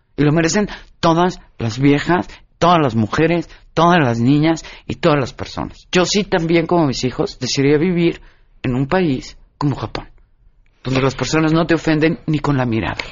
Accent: Mexico

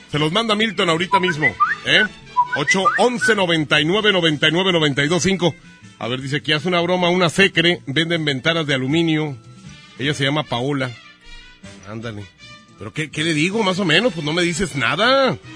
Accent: Spain; Eh, es que yo soy español.

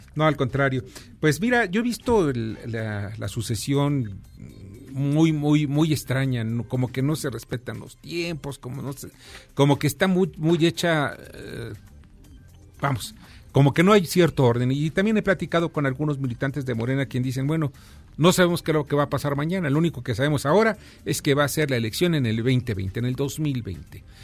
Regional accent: Mexico; Soy un mestizo como el 90 o el 80% de los mexicanos. Somos mestizos

